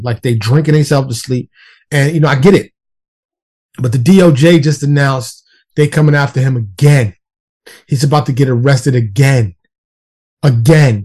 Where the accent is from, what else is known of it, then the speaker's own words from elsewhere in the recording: New York City, New York, United States; moved away as an adult; now in Dallas, United States; being born and raised in New York City